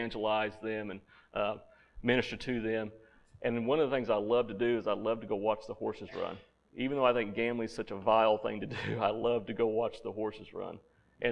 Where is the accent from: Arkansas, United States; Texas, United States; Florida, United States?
Arkansas, United States; Central; moved away; I'm from Central Arkansas, where every year we had the blackbird migration